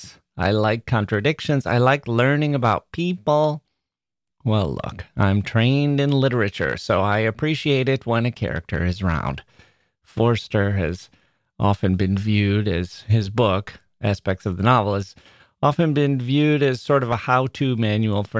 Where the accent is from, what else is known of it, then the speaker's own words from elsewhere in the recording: Wisconsin, United States; I'm from Wisconsin